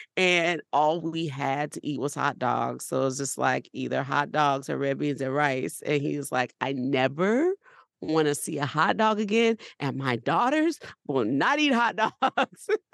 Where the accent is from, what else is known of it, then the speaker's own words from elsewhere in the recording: New Orleans, Louisiana, United States; We're from New Orleans